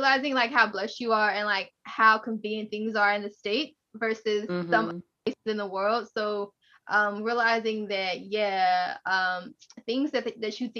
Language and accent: English; Los Angeles, California, United States; also born or lived in Dallas, Texas / Houston, Texas; I am from Dallas, Texas. I was raised in Los Angeles